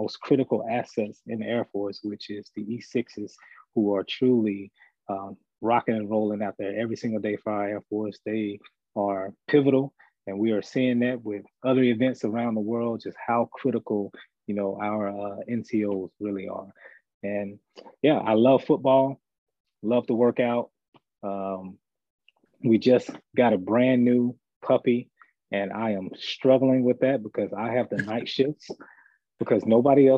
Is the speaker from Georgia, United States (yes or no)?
no; Mobile, Alabama, United States; moved away; I am originally from Mobile, Alabama